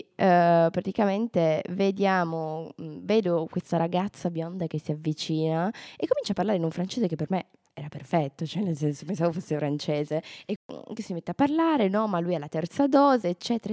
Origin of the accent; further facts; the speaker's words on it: Turin, Piedmont, Italy; moved away; il fatto che io e Giulia veniamo da Torino